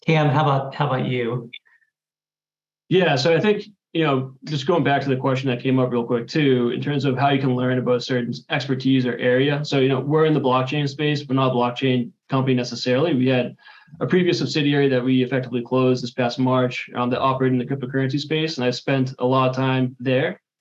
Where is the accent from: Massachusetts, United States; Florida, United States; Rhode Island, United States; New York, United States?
Massachusetts, United States; Boston; also born or lived in Washington, D.C.; I'm from Boston myself. I'm a Boston native and currently based in Boston